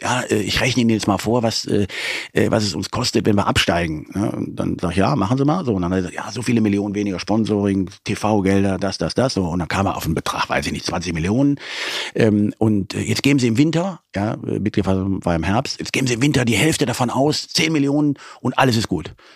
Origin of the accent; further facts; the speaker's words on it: Leverkusen, North Rhine-Westphalia, Germany; now in Cologne, Germany; ich bin in Leverkusen äh, geboren